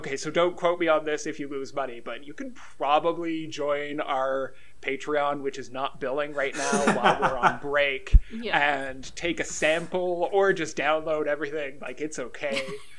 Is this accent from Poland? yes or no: no; Canada; we are Canadian.